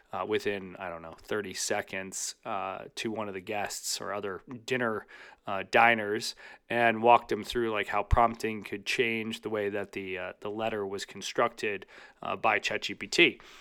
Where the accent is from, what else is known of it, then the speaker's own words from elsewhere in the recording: Chicago, Illinois, United States; in my hometown of Chicago